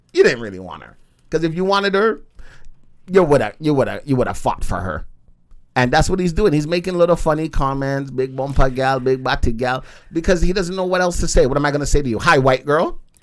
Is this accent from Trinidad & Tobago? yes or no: no; Jamaica; I am a Jamaican man